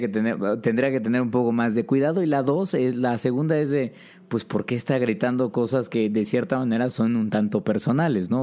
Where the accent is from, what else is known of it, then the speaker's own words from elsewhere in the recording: Mexico; como sociedad mexicana